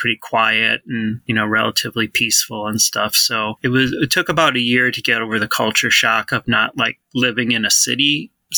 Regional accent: Chicago, Illinois, United States; moved away as an adult; also born or lived in DeKalb, Illinois; now in Beloit, United States; I was born and raised in Chicago, lived most of my life in the Chicago area

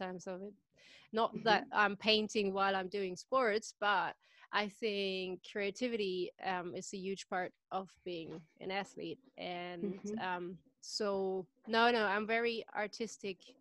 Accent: Germany; also born or lived in Baja California, Mexico; now in United Kingdom; I was born in Germany.

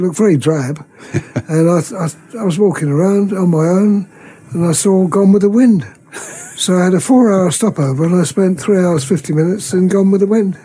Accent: near Portsmouth, South East England, United Kingdom; I was born near Portsmouth

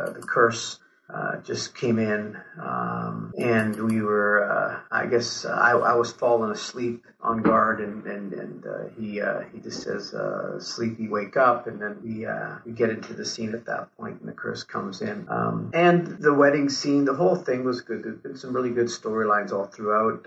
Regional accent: Turin, Piedmont, Italy; now in Canada; I was born in Torino, uh, which is in the north

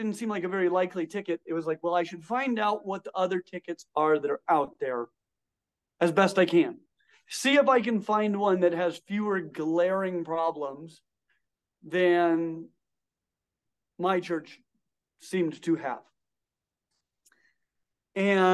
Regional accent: Colorado, United States; I grew up in Colorado.

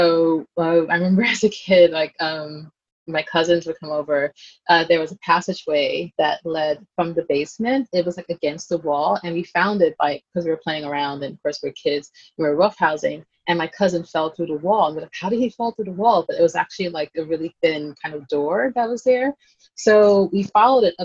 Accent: New York City, New York, United States; I grew up in Brooklyn in Flatbush

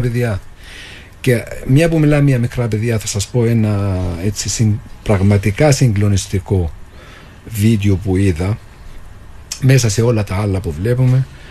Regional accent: Jenin, West Bank, Palestine; moved away as an adult; now in Cyprus; Γεννήθηκα στη Δυτική Όχθη. Είμαι από την πόλη Τζινίν

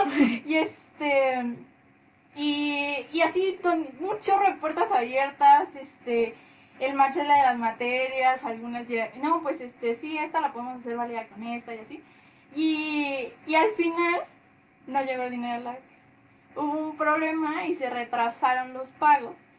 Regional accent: La Paz, Baja California Sur, Mexico; moved away as an adult; now in Pachuca, Mexico; Nosotras no somos de aquí de Pachuca, nosotras nacimos en La Paz, Baja California Sur. Y pues allá vimos gran parte de nuestra vida.

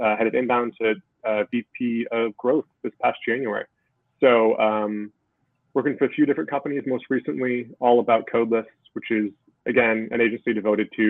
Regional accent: Seattle, Washington, United States; moved away as an adult; now in Wales, United Kingdom; I'm from Seattle.

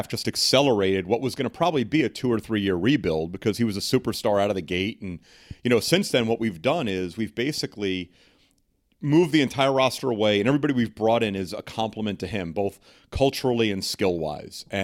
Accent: New York City, New York, United States; now in Portland, United States; I'm an Irish Catholic guy from Queens.

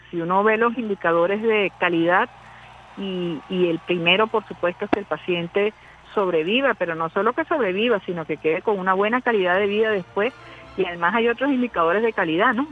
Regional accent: Venezuela; como venezolanos, como venezolanas

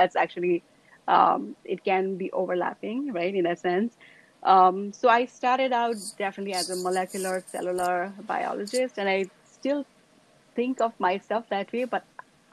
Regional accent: Kathmandu, Bagmati, Nepal; moved away as an adult; now in United States; I grew up in Nepal, in Kathmandu, which is the capital city.

